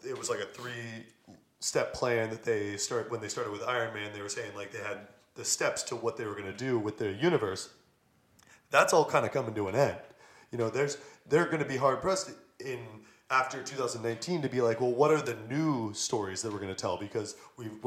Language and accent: English; Florida, United States; Growing up in Florida